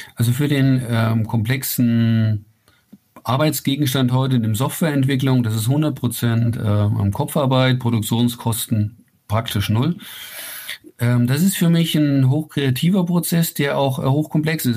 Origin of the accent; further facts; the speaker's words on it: Ilmenau, Thuringia, Germany; now in near Rosenheim, Germany; gebürtig komme ich aus Thüringen, das ist ja ganz in deiner Nähe da, äh, aus, aus Ilmenau